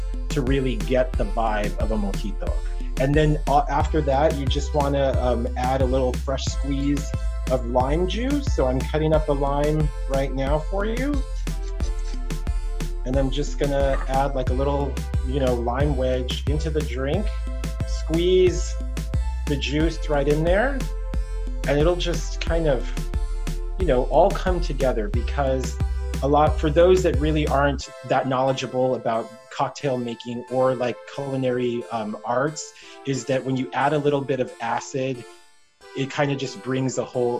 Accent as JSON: {"language": "English", "region": "Texas", "country": "United States", "tie": "born or raised there", "also_born_or_lived": "New York City / Australia / Alaska / Virgin Islands", "moved": "as an adult", "said": "I grew up in Texas"}